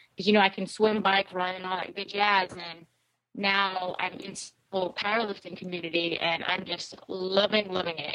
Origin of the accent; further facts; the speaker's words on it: Guam; moved away; also born or lived in Seattle; I was born and raised on Guam. I lived, um, in um, Seattle for a few years, really, really young, but most of my life was on Guam